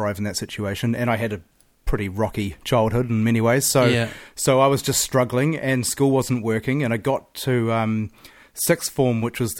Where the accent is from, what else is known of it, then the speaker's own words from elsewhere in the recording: Auckland, New Zealand; I grew up in Auckland, in East Auckland, southeast